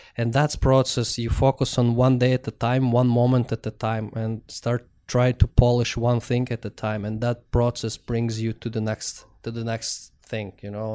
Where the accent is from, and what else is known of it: Russia; born or raised there; moved away